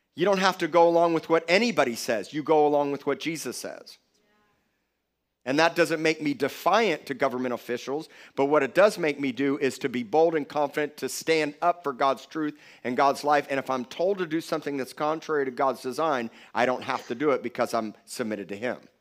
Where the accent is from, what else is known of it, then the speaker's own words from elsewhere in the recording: Miami Beach, Florida, United States; I was born in Cedars of Lebanon Hospital in Miami Beach, Florida